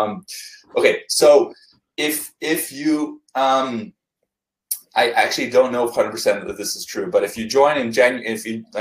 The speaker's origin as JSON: {"language": "English", "country": "Canada", "also_born_or_lived": "Vancouver", "said": "I'm Canadian"}